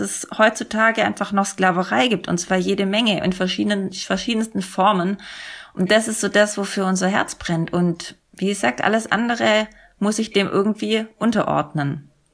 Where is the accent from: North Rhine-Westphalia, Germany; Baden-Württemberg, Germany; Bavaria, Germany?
Baden-Württemberg, Germany; Sindelfingen; in Sindelfingen, Böbling, wo ich herkomme